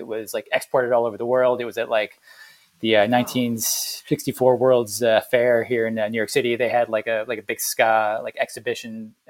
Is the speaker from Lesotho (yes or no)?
no; Jamaica; I'm from Jamaica. That's where I was born, in the sort of late 50s